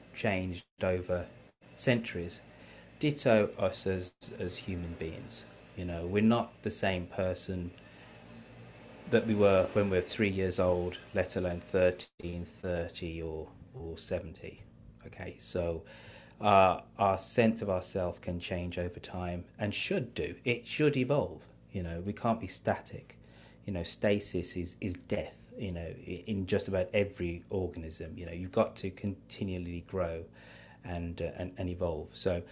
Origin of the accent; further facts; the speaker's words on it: England, United Kingdom; you know, I'm English, so I own my story.